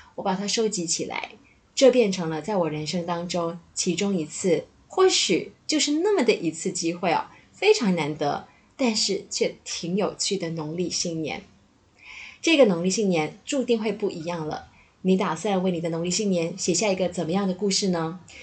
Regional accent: Malaysia; moved away; also born or lived in Taipei, Taiwan; 作为一个马来西亚人

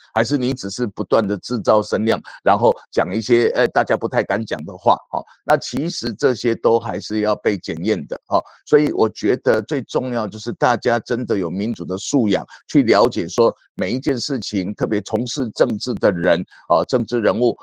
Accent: Chiayi, Chiayi City, Taiwan; 我是土生土长的嘉义人哈，从小在嘉义长大，然后就是念书、求学哈，然后，呃，出国，然后回国以后，呃，其实我第一个政治工作也是回到嘉义来哈，呃，当时是我到嘉义市来当这个，嘉义市的副市长

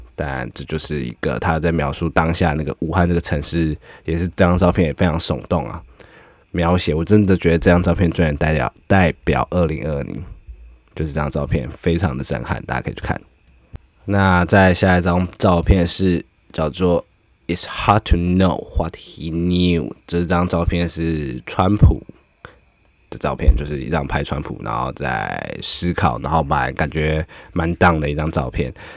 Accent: Taiwan; 我们台湾人啊，我自己是觉得我们很少在枪械身旁长大

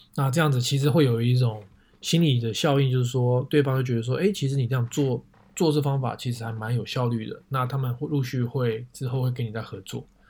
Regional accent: Taiwan; moved away; also born or lived in North America; 我们台湾人会叫做写真集

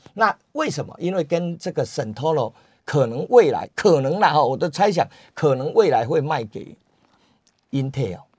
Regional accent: Taiwan; 我们台湾人

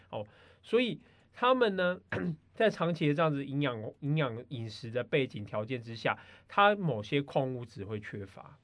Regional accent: Taiwan; 我们台湾人

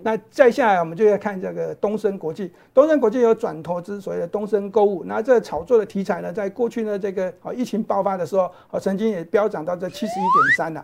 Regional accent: Taiwan; 这个应该我们台湾人比较爱戴口罩

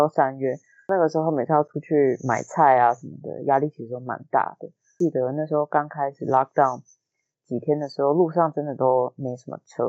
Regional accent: Taiwan; 然后那个时候你知道我们台湾人就是听到这种

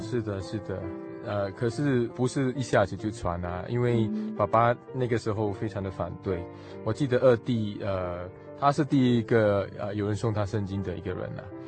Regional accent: Singapore; moved away; 我是来自新加坡

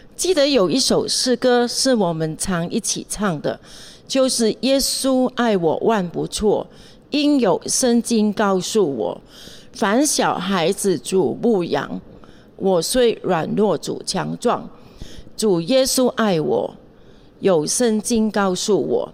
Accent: Hong Kong; moved away as an adult; also born or lived in Taiwan; now in Taipei, Taiwan; 我在香港出生长大，从小跟着家人一起去教会

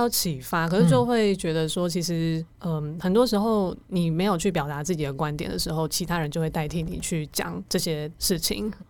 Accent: Taiwan; also born or lived in Kosovo / Vietnam / Hungary; 我是台湾来的，

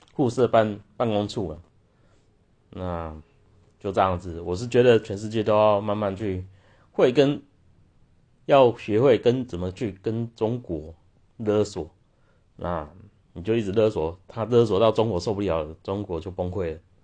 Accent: Taiwan; 所以我们台湾人就，我们现在台湾人就不会认为说什么汉贼不两立，这种观念在我们现在台湾已经渐渐都没有了

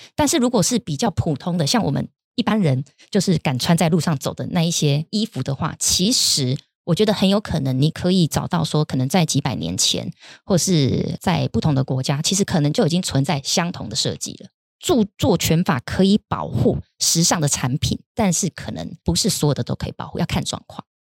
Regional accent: Taiwan; 我们台湾人

